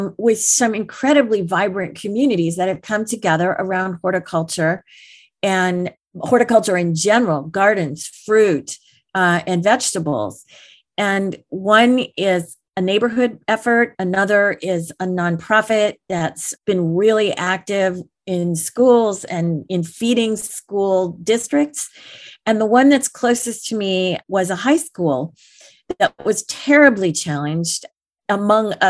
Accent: Detroit, Michigan, United States; I grew up outside of Detroit.

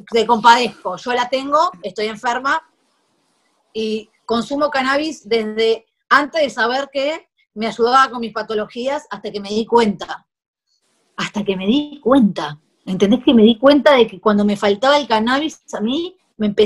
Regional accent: Uruguay; now in Spain; Sí, yo soy uruguayo.

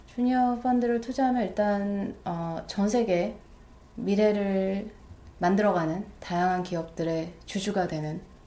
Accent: South Korea; moved away as an adult; now in New York, United States; 한국에서 뭐 제가 한국 사람 치곤 나름 영어를 되게 좋아해서

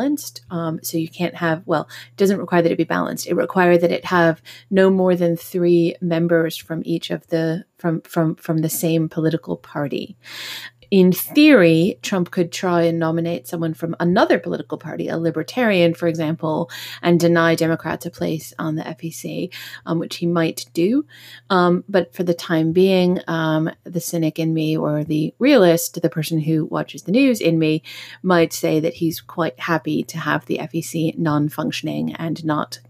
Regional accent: United States; now in United Kingdom; I am an American citizen living in the UK

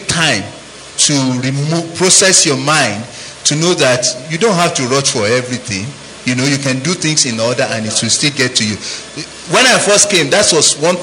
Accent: Nigeria; now in United States

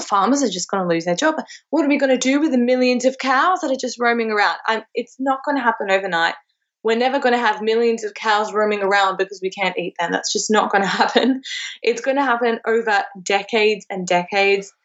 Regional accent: Cairo, Cairo Governorate, Egypt; now in Australia; my hometown of Cairo in Egypt

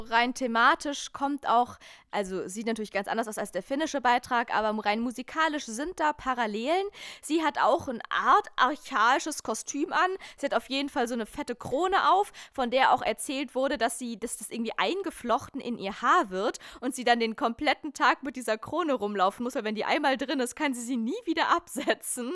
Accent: Lake Constance area, Germany; now in Berlin, Germany; wir sind einfach Kinder aus dem Dreiländereck.

